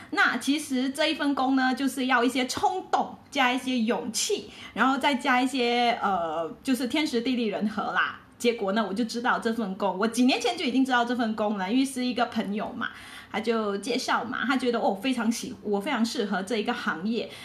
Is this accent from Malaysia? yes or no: yes; Malaysia; 我是来自马来西亚的